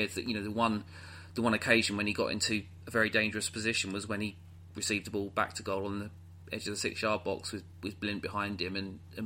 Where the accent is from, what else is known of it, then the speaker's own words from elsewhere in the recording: United Kingdom; We're also, as British people